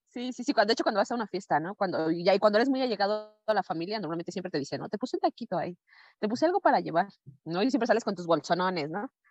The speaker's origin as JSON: {"language": "Spanish", "country": "Mexico", "said": "somos mexicanos"}